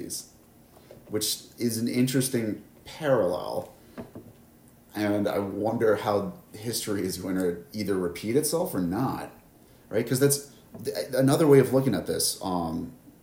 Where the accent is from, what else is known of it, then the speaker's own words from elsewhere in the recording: Midwest, United States; I'm from the Midwest